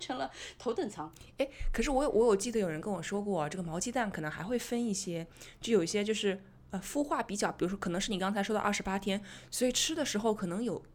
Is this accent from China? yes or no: yes; Zhejiang, China; 因为我是浙江人嘛，然后我们那儿也有马兰头的